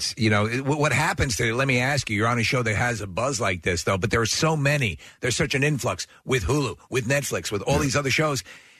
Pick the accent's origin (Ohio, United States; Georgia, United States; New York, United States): New York, United States; now in Philadelphia, United States; I'm from New York as well